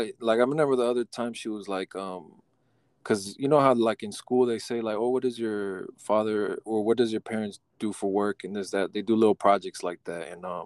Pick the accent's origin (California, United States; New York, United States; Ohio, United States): California, United States; Sacramento; Well, I'm from Sacramento, California. So out in California, and it's nice and warm already.